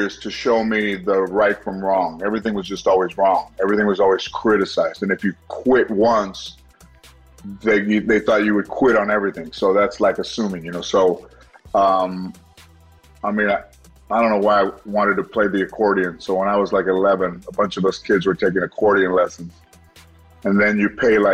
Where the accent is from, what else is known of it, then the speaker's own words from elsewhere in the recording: Los Angeles, California, United States; I was born in the General Hospital, probably 6 miles away from here